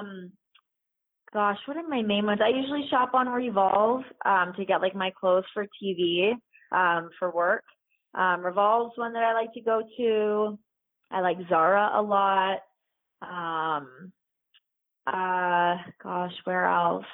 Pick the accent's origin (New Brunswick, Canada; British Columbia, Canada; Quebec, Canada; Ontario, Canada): Ontario, Canada; Toronto; growing up in Toronto, there's so many different ethnicities